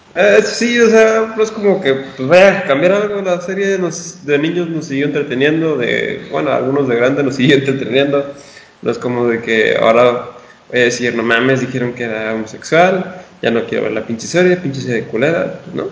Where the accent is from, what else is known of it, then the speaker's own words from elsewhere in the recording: northern Mexico, Mexico; tú y yo somos norteños